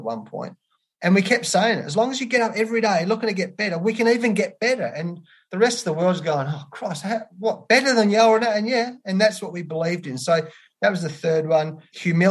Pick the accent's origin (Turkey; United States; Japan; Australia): Australia; being an Australian